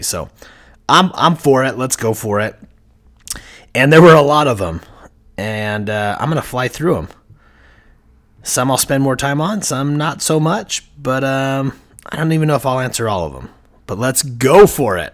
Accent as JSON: {"language": "English", "town": "Heber City", "region": "Utah", "country": "United States", "tie": "born or raised there", "said": "I grew up in Heber Valley, Heber City, Utah"}